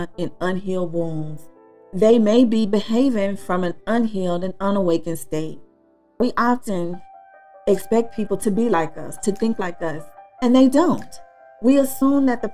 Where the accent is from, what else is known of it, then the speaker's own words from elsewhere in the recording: Texas, United States; I'm from Texas.